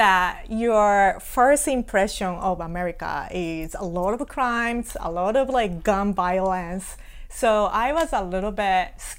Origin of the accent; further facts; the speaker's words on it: Hiroshima, Japan; English is a second language; moved away as an adult; also born or lived in Osaka / Australia / West Virginia; now in United States; So I was born and raised in Japan. I was born in Hiroshima, raised in Hiroshima. So I went, after I graduated high school, I moved to Osaka and I went to college there.